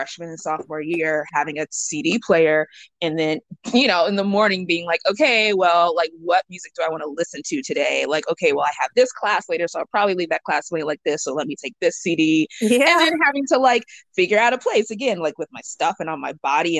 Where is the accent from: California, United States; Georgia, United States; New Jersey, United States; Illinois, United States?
Georgia, United States; Atlanta; I was born and raised in Atlanta